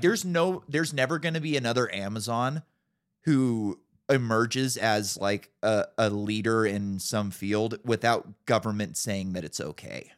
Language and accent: English; California, United States; I grew up in California